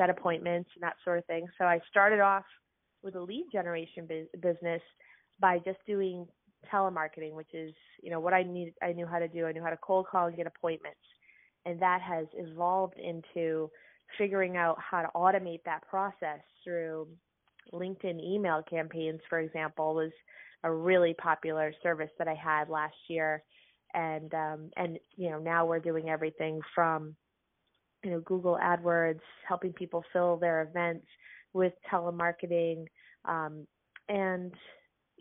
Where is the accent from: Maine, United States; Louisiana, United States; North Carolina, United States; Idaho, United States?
Maine, United States; Lewiston; I grew up in Lewiston, Maine